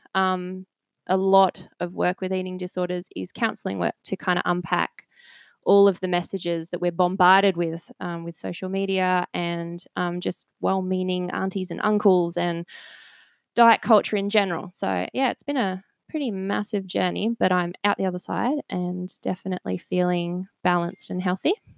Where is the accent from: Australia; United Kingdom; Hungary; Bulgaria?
United Kingdom; a village outside Cambridge, East of England; I was born in England, um, and I grew up in just a little village outside of Cambridge